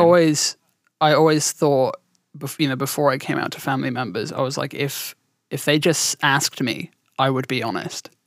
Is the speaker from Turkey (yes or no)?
no; southern England, United Kingdom; accent: southern; also born or lived in around London